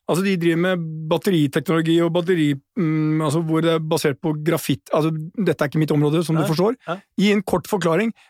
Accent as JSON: {"language": "Norwegian", "town": "Porsgrunn", "region": "Telemark", "country": "Norway", "said": "det gleder mitt porsgrunshjerte!"}